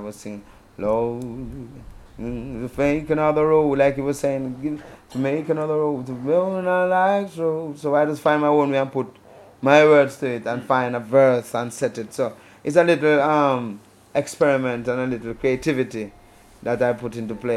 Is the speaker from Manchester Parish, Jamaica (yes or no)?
yes; Manchester Parish, Jamaica